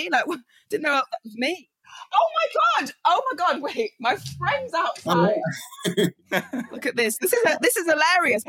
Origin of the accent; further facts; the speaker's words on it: Stockport, North West England, United Kingdom; also born or lived in Manchester; I'm originally from Manchester. I grew up in Stockport.